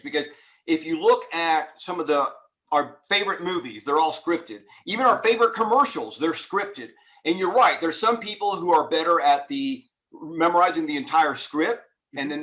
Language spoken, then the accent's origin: English; Houston, Texas, United States; I grew up in Houston, Texas